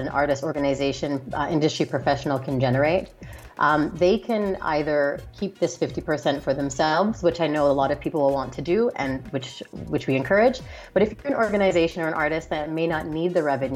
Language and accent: English; Canada; moved away; I'm Canadian as well originally